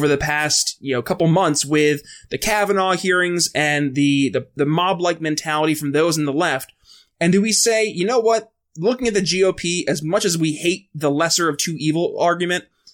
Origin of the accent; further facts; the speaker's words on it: New York, United States; moved away; my home state of New York